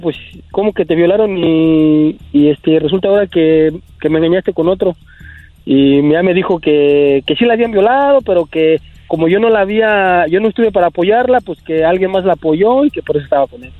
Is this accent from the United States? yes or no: yes; United States; also born or lived in Mexico; yo soy nacido aquí en Estados Unidos